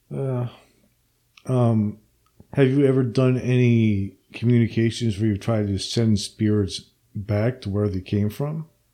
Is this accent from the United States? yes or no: yes; Princeton, New Jersey, United States; moved away; I'm from uh, central Jersey originally